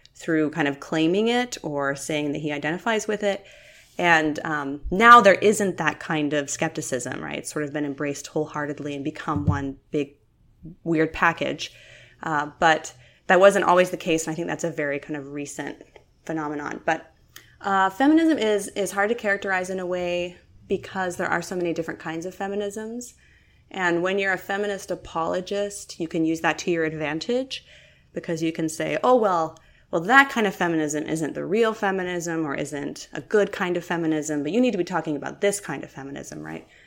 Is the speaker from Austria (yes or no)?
no; Utah and eastern Idaho, United States; moved away as an adult; now in Oregon, United States; I grew up in the Intermountain West and primarily in the Mormon Belt in Utah and eastern Idaho